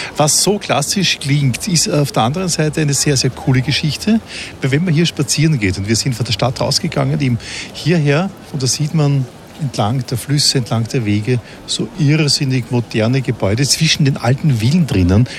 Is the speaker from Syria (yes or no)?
no; Austria; in Österreich, dort wo ich zu Hause bin